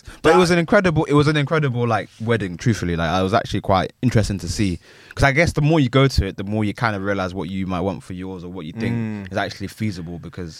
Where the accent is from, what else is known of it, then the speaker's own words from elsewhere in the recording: Hayes, London, United Kingdom; I had to represent. I'm from Hayes. I have to represent.